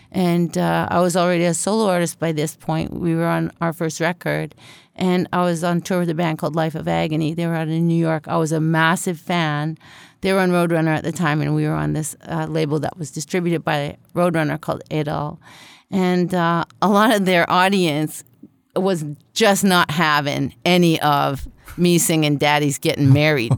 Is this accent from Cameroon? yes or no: no; Canada; also born or lived in Winnipeg; the only Canuck in the family